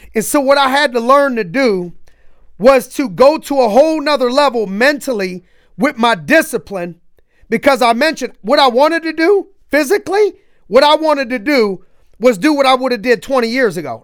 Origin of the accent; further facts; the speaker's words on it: Youngstown, Ohio, United States; growing up in Youngstown